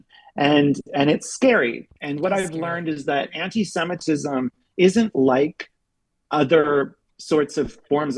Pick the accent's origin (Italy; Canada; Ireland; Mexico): Canada; moved away as an adult; also born or lived in Berlin, Germany / Europe; now in United States; I'm Canadian, but I've been living in Europe for the past 12 years